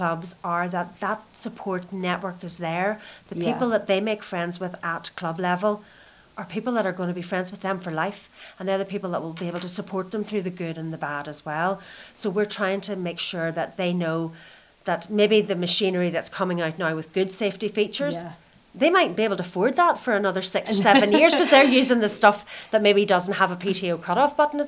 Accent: Donegal, Ulster, Ireland; I come from a background where I'm from Donegal in Ireland, where most of my friends were either farmers or fishermen.

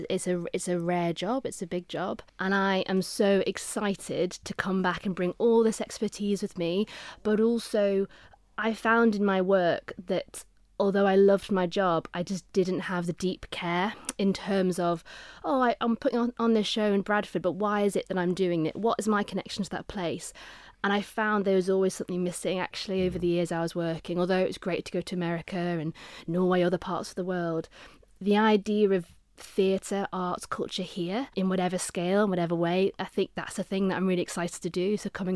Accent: Onchan, Isle of Man; also born or lived in Regaby; So I was in Onchan and then went to Ramsey Grammar School, so moved to the north, was at Ramsey Grammar, lived in the north of the island in Regaby, which is in between Ramsey and Andreas

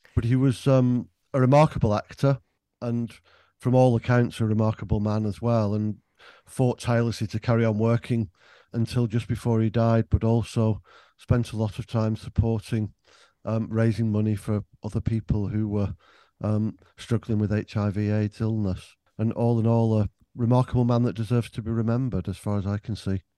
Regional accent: Greater Manchester, North West England, United Kingdom; I was brought up in Greater Manchester

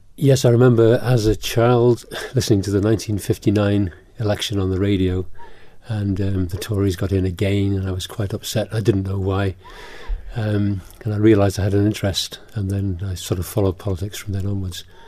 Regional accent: Isle of Man; also born or lived in England; I came as a four-year-old, four or five-year-old. So I've been here since I was four or five, but I still am not Manx

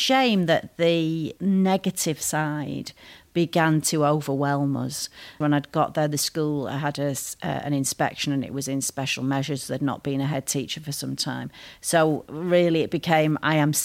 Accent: England, United Kingdom; moved away; also born or lived in Isle of Harris; my own background of being English, female, Catholic

